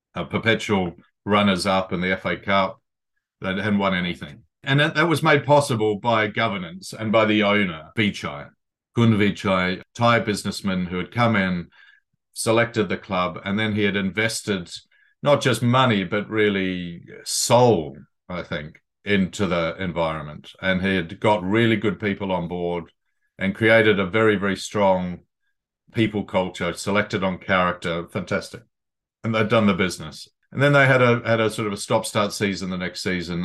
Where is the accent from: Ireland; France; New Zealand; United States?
New Zealand; moved away as an adult; also born or lived in Sydney, Australia; now in London, United Kingdom; I'm a boy from New Zealand, Aotearoa, but I've lived in London for, uh, nearly three decades now.